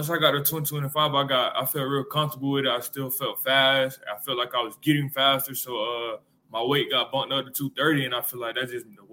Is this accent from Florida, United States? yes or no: yes; Florida, United States; moved away; I'm from Florida